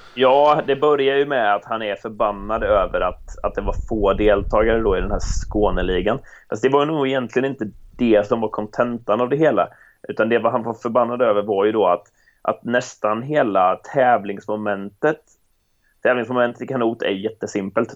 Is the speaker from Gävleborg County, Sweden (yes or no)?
no; Jönköping, Jönköping County, Sweden; jag hade det man behövde hemma i Jönköping